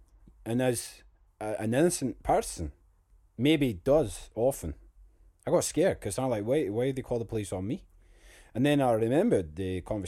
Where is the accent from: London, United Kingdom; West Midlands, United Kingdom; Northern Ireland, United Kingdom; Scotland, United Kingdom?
Scotland, United Kingdom; but I'm Scottish, cold blooded, you can't see me.